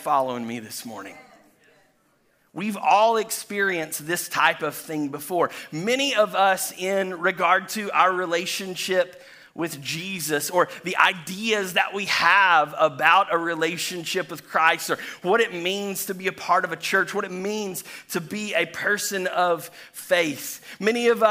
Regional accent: Chattanooga, Tennessee, United States; now in Florida, United States; I was born and raised in Chattanooga, Tennessee

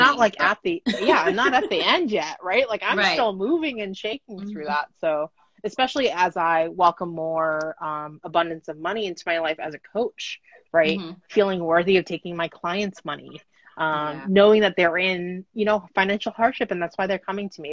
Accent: United States; I'm Japanese American

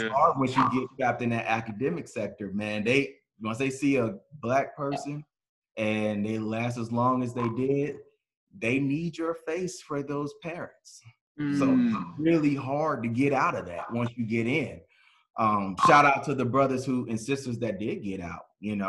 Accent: Sierra Vista, Arizona, United States; But yeah, Sierra Vista, Arizona, man, that's my hometown. Southeast corner, right by.

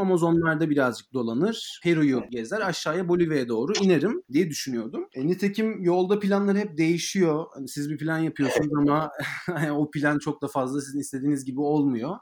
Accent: Turkey; Yani benim Türk olduğum ya da Fars olduğum ya da nereli olduğumu

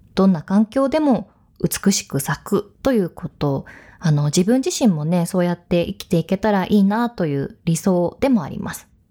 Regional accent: Hokkaido, Japan; moved away; そんな大好きなふるさと北海道なんですが

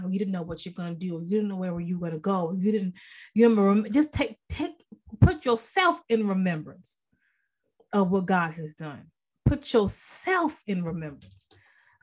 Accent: Maryland, United States; moved away as an adult; now in North Carolina, United States; I'm originally from Maryland. I've been in North Carolina about, you know, 14 years.

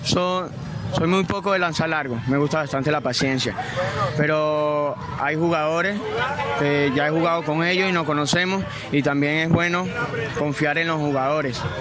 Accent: Venezuela; also born or lived in Bucaramanga, Colombia; nosotros somos los venezolanos

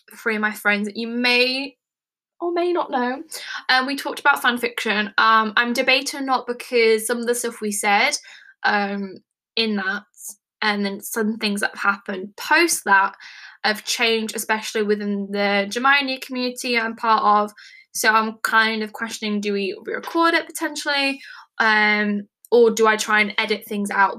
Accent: England, United Kingdom; I am from England, United Kingdom

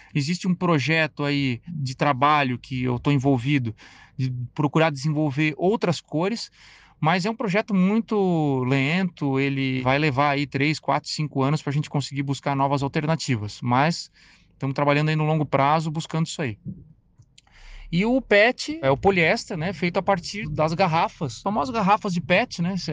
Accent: Brazil

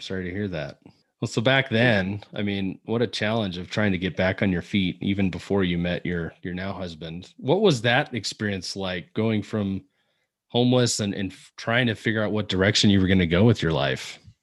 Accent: Seattle, Washington, United States; I'm from Seattle

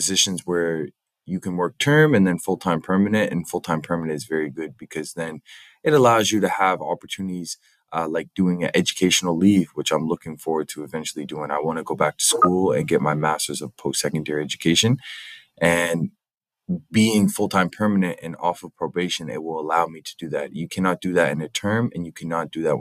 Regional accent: Halifax, Nova Scotia, Canada; also born or lived in St. John's, Newfoundland; I'm from here. I grew up here in Halifax.

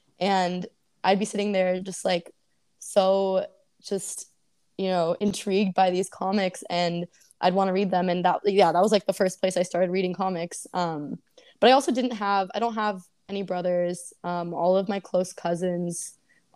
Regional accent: Oakland, California, United States; I grew up in Oakland

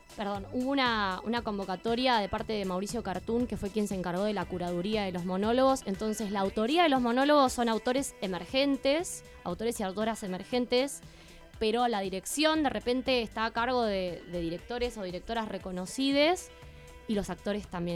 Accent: Argentina; lo que nos construye como argentinos

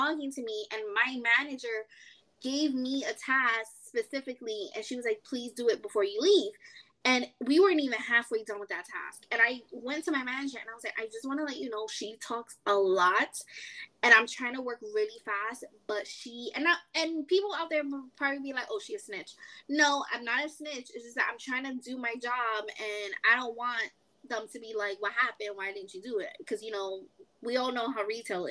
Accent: New York City, New York, United States; moved away as an adult; now in North Carolina, United States; I'm from New York. I'm from, you know, the Bronx

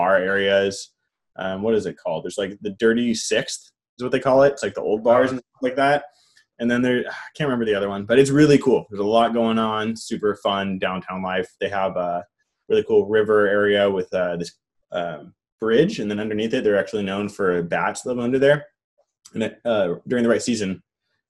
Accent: Northern California, United States; also born or lived in San Jose, California / Sacramento, California; I've only lived in California. Only Northern California as well

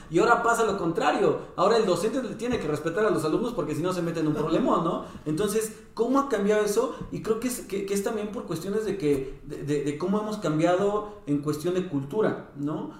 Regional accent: Mexico; como mexicanos

